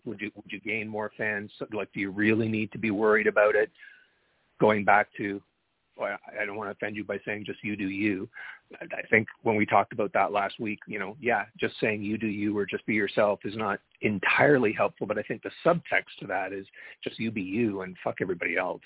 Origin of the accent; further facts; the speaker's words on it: Canada; I'm Canadian, so I have a perspective here north of the 49th parallel